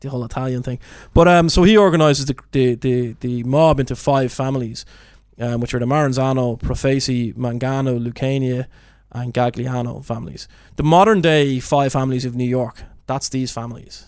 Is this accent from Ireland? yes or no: yes; Ireland; being Irish